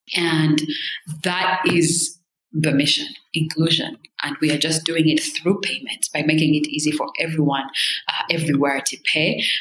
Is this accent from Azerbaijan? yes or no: no; Rwanda; moved away; I'm from Rwanda